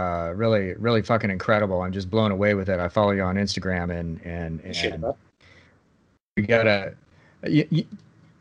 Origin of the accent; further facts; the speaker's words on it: Lincoln, Nebraska, United States; I grew up in Lincoln, Nebraska, like a cold place in the middle of nowhere